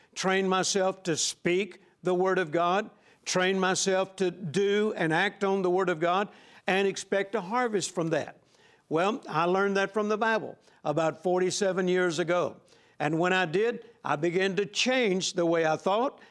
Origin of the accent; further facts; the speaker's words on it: Vicksburg, Mississippi, United States; I was born in Vicksburg, Mississippi, on a farm, the same farm that my dad grew up on.